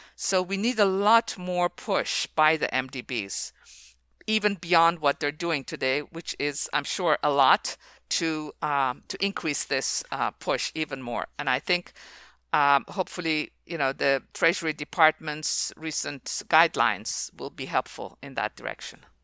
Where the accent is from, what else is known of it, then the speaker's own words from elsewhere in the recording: Iran; moved away as an adult; also born or lived in Oxford; I was born in Iran